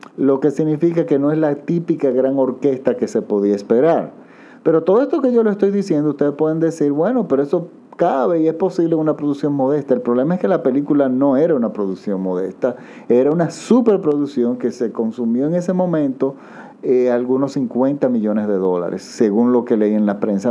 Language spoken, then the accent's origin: Spanish; Dominican Republic